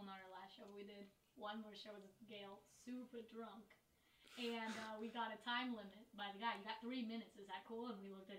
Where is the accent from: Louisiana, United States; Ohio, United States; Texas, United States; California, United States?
California, United States; Long Beach; I do not have this accent in it. I'm from Long Beach, California.